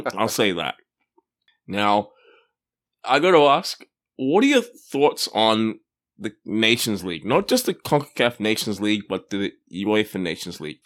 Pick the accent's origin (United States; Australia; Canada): Australia; I grew up in Australia